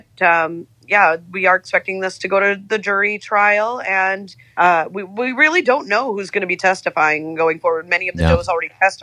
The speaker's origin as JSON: {"language": "English", "region": "Michigan", "country": "United States", "tie": "born or raised there", "also_born_or_lived": "Atlanta", "moved": "yes", "lives_now": "San Francisco, United States", "said": "I grew up in Michigan. My family goes back there generations."}